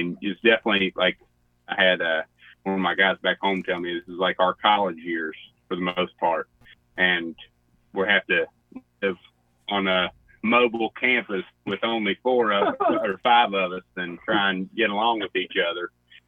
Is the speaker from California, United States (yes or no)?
no; West Virginia, United States; I'm from the North-South. As we just discussed a second ago, I mean, we still have accents, and we still kind of eat fried food there. So, I would say it's credible as being the South.